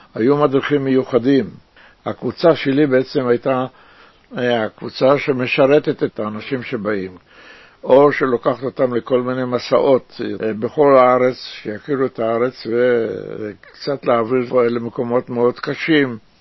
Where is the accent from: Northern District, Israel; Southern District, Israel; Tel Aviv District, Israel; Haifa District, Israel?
Tel Aviv District, Israel; Tel Aviv; also born or lived in Jerusalem (Old City); now in Rishon LeZion, Israel; נולדתי בירושלים, בעיר העתיקה, גדלתי בנווה צדק